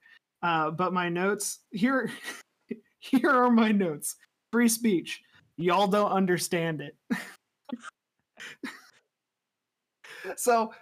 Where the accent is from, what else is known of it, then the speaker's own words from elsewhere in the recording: United States; I'm American